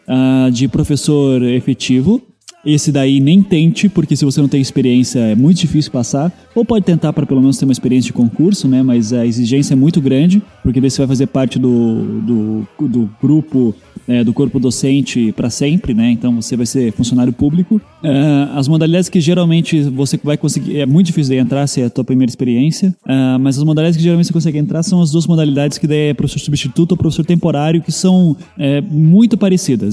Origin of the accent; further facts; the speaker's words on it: Curitiba, Paraná, Brazil; eu sou de Curitiba